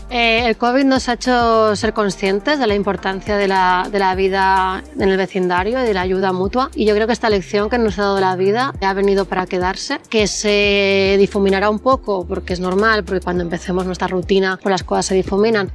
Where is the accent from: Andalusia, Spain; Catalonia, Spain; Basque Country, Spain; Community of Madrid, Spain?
Catalonia, Spain; Barcelona; soy de Barcelona y soy la cofundadora de Tienes Sal